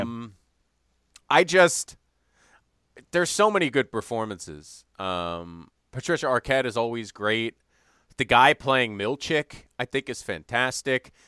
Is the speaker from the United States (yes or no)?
yes; Evanston, Illinois, United States; went to Northwestern, which, of course, is in my hometown